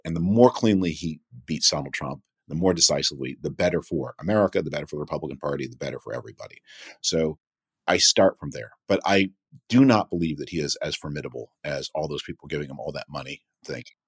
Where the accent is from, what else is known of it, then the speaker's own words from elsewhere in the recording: Toronto, Ontario, Canada; I grew up in Toronto.